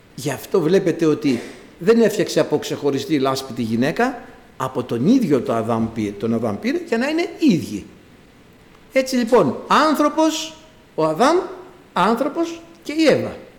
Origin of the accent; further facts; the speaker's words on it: Greece; εγώ κατάγομαι από ένα χωριό, πάνω από χίλια μέτρα υψόμετρο, το χωριό μου, αλλά έχει μια ιδιαιτερότητα, μια πρωτιά στην Ελλάδα